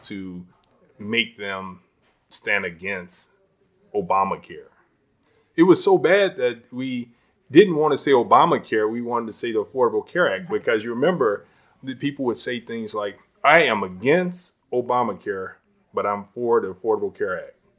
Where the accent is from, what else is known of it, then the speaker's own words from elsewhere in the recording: Chicago, Illinois, United States; I moved here when I was two years old in the Austin community